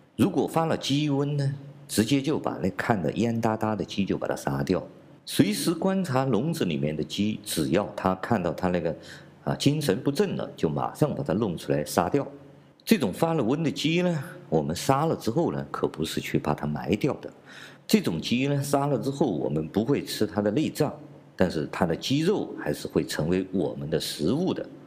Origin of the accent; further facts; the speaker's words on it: China; 作为一个普通的中国人，我和大部分中国人一样，小时候在农村呢，既养过猪，也养过鸡